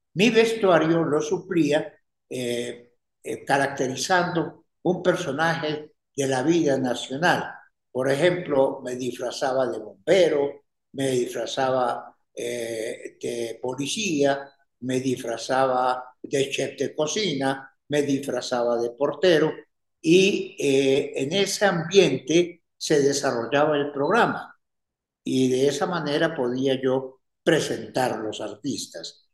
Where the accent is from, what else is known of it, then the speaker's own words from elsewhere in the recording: Ibagué, Tolima, Colombia; moved away as an adult; also born or lived in Bogotá; me había venido del Ibagué, mi tierra natal